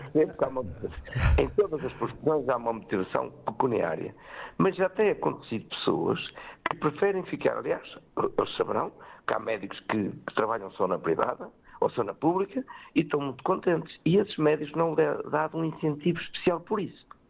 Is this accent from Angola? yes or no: no; Benedita, Leiria District, Portugal; Eu sou da Benedita, tenho aqui empresas com mais de 50 anos